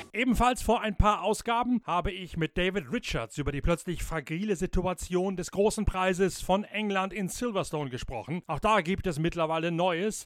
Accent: Westerende, Lower Saxony, Germany; moved away; ein TuS Westerende, der Fußballverein in meiner alten Heimat

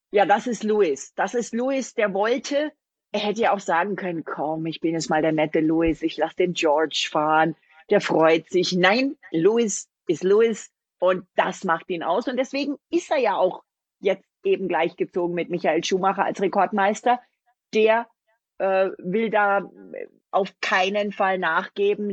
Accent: a stone's throw from Abt, Bavaria, Germany; die sind ja von meinem Heimatort mhm. quasi einen Steinwurf entfernt

